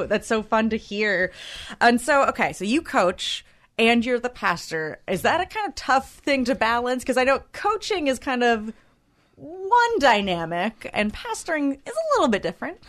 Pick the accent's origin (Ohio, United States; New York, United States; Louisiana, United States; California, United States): California, United States; Claremont; I grew up in Claremont, and so I was uh, I went to Claremont High School